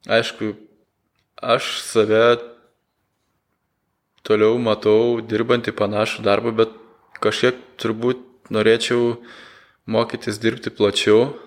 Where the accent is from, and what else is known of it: Lithuania